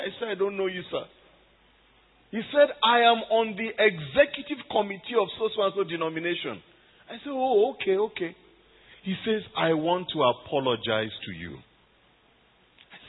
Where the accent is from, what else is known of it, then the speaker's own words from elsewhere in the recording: Nigeria; moved away as an adult; now in Cairo, Egypt; I am Nigerian